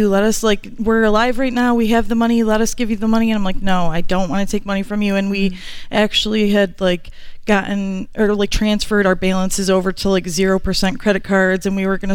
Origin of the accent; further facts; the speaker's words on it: Rochester, New York, United States; Rochester, New York.